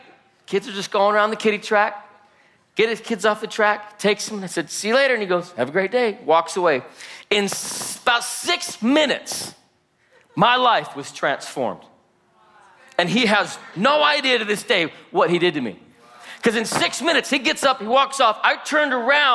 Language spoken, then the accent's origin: English; Salt Lake City, Utah, United States; I was born and raised in Salt Lake City, Utah